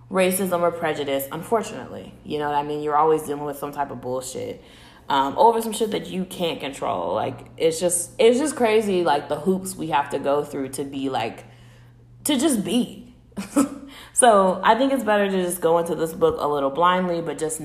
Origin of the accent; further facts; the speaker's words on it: Chicago, Illinois, United States; growing up in Chicago